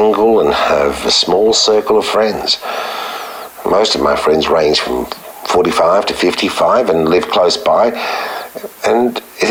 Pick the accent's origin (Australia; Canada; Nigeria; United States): Australia; Sydney, New South Wales; I grew up in Sydney, studied at university